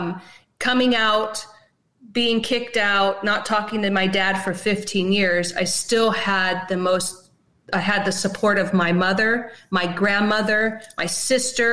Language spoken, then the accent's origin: English; Canton, Ohio, United States; I'm from Canton, Ohio